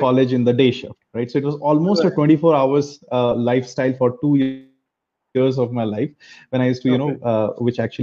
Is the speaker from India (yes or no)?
yes; Arunachal Pradesh, India; moved away as an adult; also born or lived in Kolkata / Bangalore; I was born and brought up in Arunachal Pradesh, but I'm originally from Calcutta